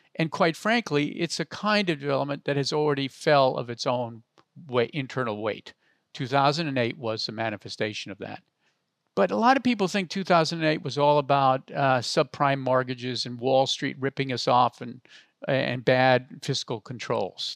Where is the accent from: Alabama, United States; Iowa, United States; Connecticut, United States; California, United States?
California, United States; Palo Alto; I grew up in Palo Alto